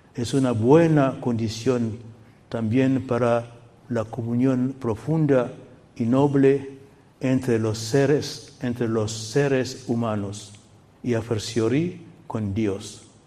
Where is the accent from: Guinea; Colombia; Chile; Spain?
Guinea; moved away; la capital de mi país natal, Guinea